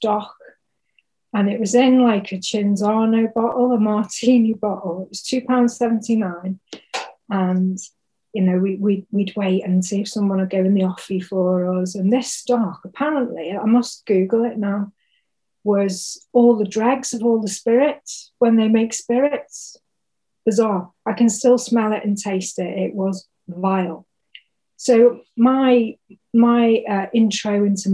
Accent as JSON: {"language": "English", "town": "Bromborough", "region": "North West England", "country": "United Kingdom", "tie": "born or raised there", "said": "so I was born on the Wirral, Merseyside, so I'm technically a plastic Scouser"}